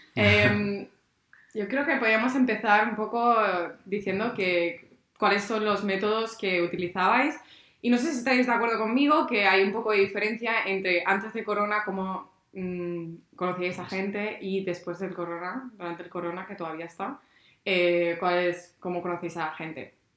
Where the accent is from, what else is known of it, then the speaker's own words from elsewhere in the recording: Spain; now in Berlin, Germany; soy española.